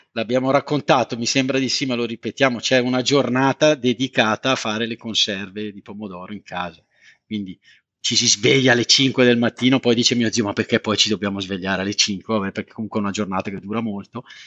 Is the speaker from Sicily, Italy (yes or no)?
no; Montella, Campania, Italy; moved away; nella mia terra natia a Montella in provincia di Avellino